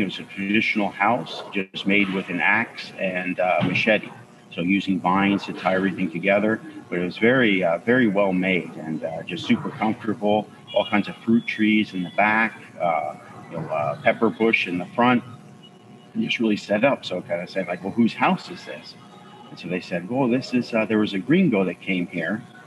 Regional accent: Bronxville, New York, United States; Bronxville, where I'm from, my hometown

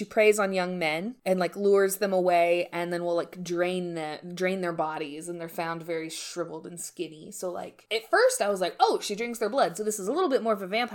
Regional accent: United States; We're from America

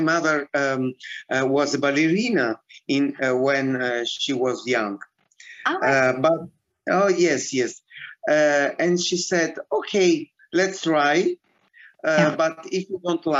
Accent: Rome, Lazio, Italy; English is a second language; moved away as an adult; now in Saint Petersburg, Russia; I was born in Rome.

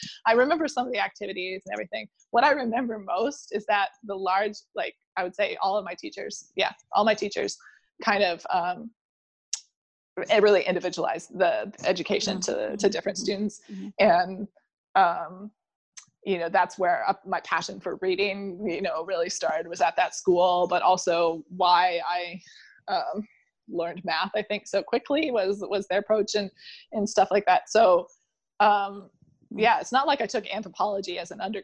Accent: Indiana, United States; also born or lived in Chicago; I'm from Indiana

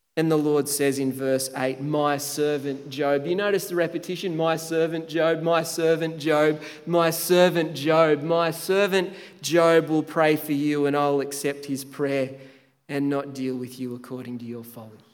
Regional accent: Tathra, New South Wales, Australia; moved away; my hometown Tathra, which is arguably the most beautiful part of Australia.

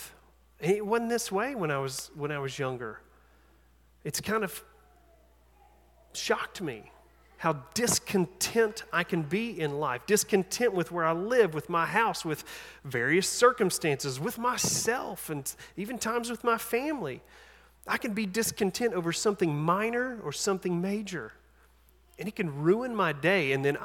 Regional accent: East Tennessee, United States; I'm from East Tennessee

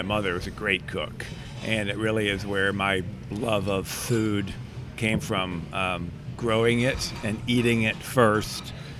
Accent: Flint, Michigan, United States; now in Atlanta, United States; I grew up in Michigan, so it was, you know, a different setting

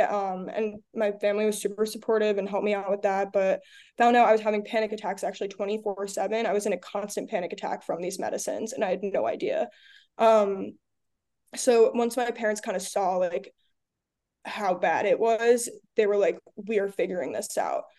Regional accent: Long Island, New York, United States; I'm from Long Island

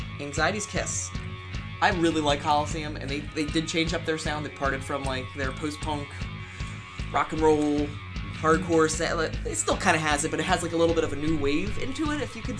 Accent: Philadelphia, Pennsylvania, United States; I'm from Philly.

